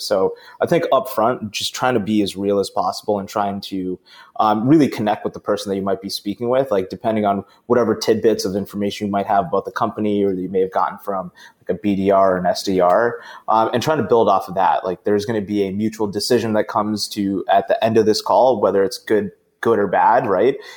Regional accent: Boston, Massachusetts, United States; my hometown of Boston.

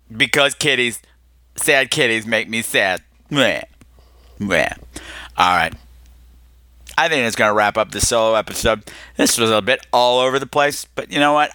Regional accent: New York, United States; We're both from New York

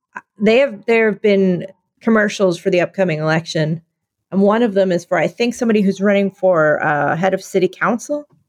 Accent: Philadelphia, Pennsylvania, United States; now in New York, United States; I'm from Philadelphia.

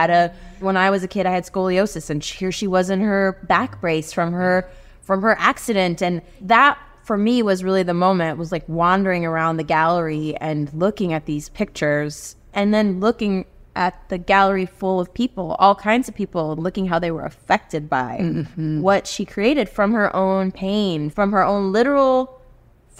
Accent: Houston, Texas, United States; first language Spanish; English is a second language; also born or lived in Colombia / South America; I grew up in Texas

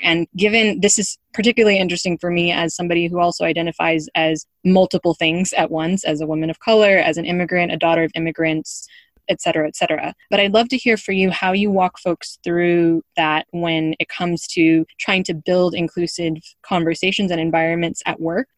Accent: United States; moved away

